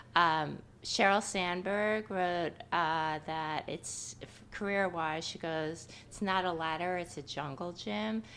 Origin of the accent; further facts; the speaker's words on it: New York, United States; moved away as an adult; also born or lived in Boston; I'm from New York, so I lived, uh, in a different city for a few years